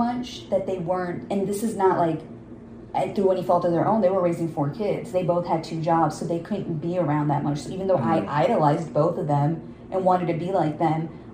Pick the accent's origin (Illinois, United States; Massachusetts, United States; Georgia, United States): Illinois, United States; a suburb in Chicago; I'm Pakistani. I'm growing up in this suburb in Chicago